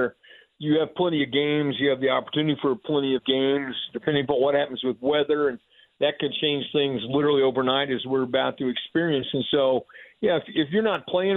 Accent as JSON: {"language": "English", "town": "Plainfield", "region": "Indiana", "country": "United States", "tie": "born or raised there", "lives_now": "Franklin, United States", "said": "my hometown and my home school, they all mean a lot to me"}